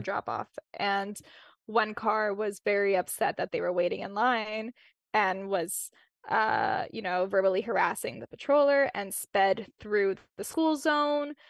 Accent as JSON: {"language": "English", "town": "Winnipeg", "region": "Manitoba", "country": "Canada", "tie": "born or raised there", "said": "born and raised in Winnipeg"}